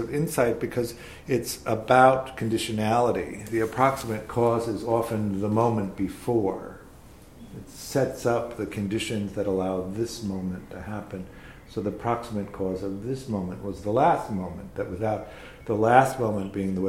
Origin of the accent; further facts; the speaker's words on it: Tornado Alley, Midwest, United States; I grew up in the Midwest, in Tornado Alley